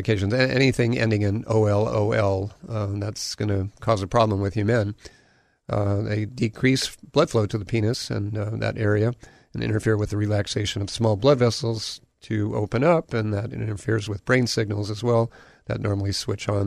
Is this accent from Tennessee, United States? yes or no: no; Hawaii, United States; also born or lived in Southern California; I grew up here in Hawaii